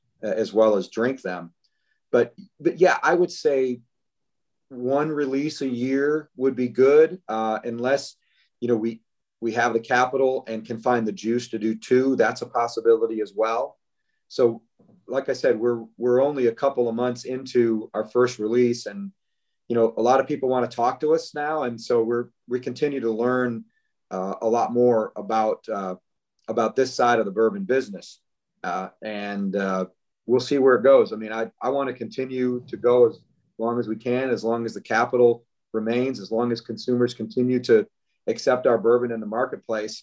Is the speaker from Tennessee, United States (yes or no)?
no; Northern Michigan, United States; moved away as an adult; now in Kentucky, United States; I was born and raised in Northern Michigan